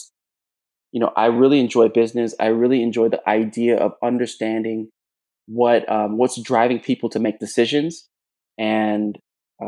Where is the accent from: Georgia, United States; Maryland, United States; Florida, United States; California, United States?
Florida, United States; South; moved away as an adult; also born or lived in Jamaica; now in Chicago, United States; So I was born in Jamaica. I was raised in South Florida.